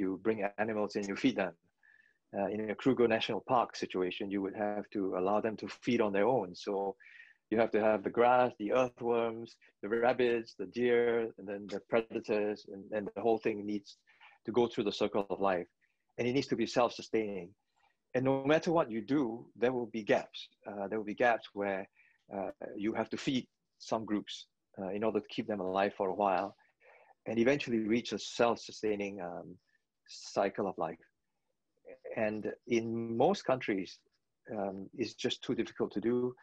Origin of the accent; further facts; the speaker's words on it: Singapore; moved away as an adult; also born or lived in London / New York; I chose Singapore. I'm a Singaporean